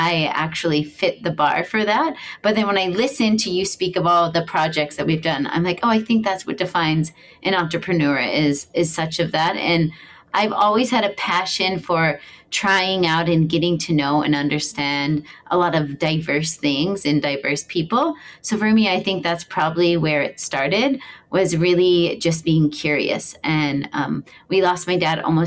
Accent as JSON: {"language": "English", "region": "Missouri", "country": "United States", "tie": "born or raised there", "moved": "as an adult", "lives_now": "Hawaii, United States", "said": "I'm from Missouri. I moved to Hawaii when I was 19 years old."}